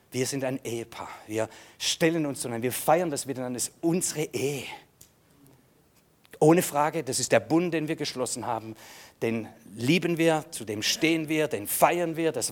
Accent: Germany; Ja, ich, ich, ich, bin, ich bin ein Deutscher.

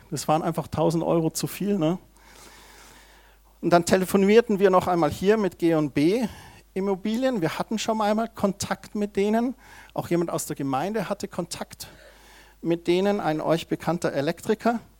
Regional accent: Heimstetten, Bavaria, Germany; da bin ich aufgewachsen in Heimstetten

